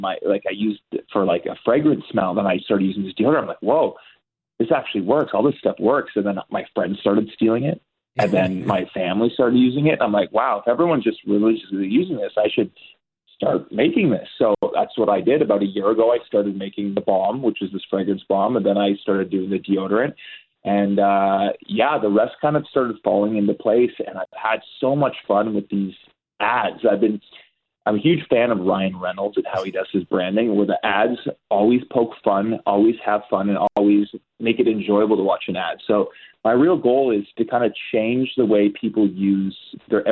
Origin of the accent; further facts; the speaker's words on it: Burlington, Ontario, Canada; also born or lived in Los Angeles; I was born in Burlington, Ontario, and I just grew up here.